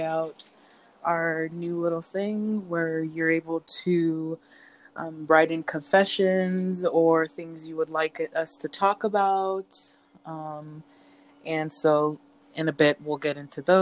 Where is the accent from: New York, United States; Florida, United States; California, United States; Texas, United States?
California, United States; I'm from California